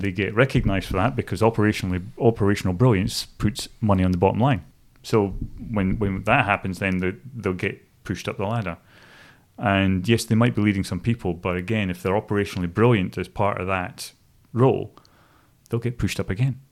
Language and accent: English; Stonehaven, Scotland, United Kingdom; moved away as an adult; also born or lived in Dingwall, Scotland; now in New Zealand; growing up in a place called Stonehaven, which is on the east coast, just south of Aberdeen